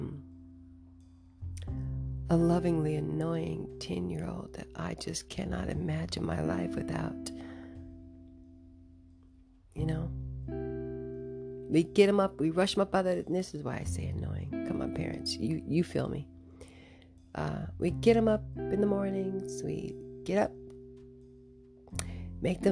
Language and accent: English; United States; as an American